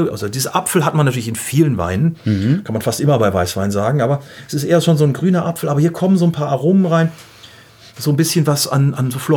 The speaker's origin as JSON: {"language": "German", "town": "Gütersloh", "region": "North Rhine-Westphalia", "country": "Germany", "tie": "born or raised there", "said": "Gibt auch welche, die sagen so aus Gütersloh, sage ich mal aus meiner Heimat, die würden sagen, oh, der ölt aber gut."}